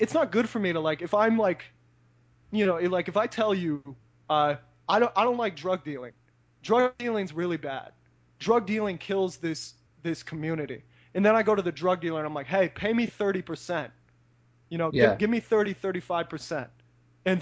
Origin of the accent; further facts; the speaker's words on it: United States; growing up in the United States